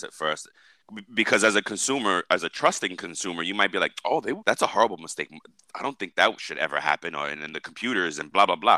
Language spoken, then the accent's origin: English; New York, United States; I'm a New Yorker